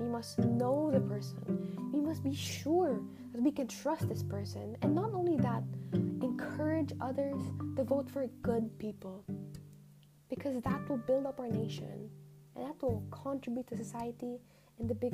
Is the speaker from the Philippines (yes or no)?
yes; Philippines; us Filipinos represent our country